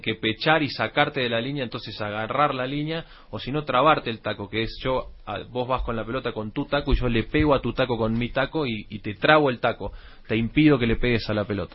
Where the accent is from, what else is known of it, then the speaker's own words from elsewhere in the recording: Argentina; also born or lived in Valencia, Venezuela; cuando tenía cinco meses me fui a Argentina.